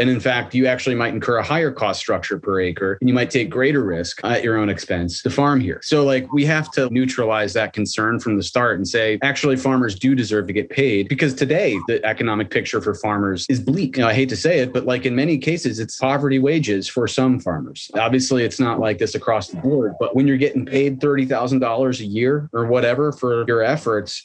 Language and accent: English; Midwest, United States; I'm from the Midwest, so sure, I can talk folksy or whatever, but like I didn't grow up on a farm